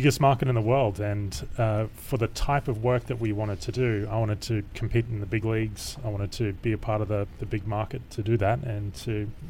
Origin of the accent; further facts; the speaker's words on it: Australia; moved away; I grew up in Australia.